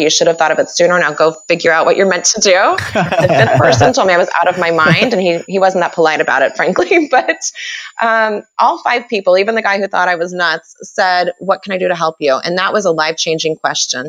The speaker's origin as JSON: {"language": "English", "town": "Kansas City", "country": "United States", "tie": "born or raised there", "said": "I'm from Kansas City. This is where I live now. It's where I grew up"}